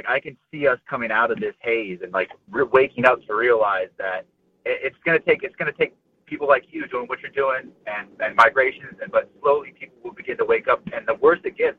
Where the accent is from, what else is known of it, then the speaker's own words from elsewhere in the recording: Palm Beach County, Florida, United States; This was growing up in Florida, in Palm Beach County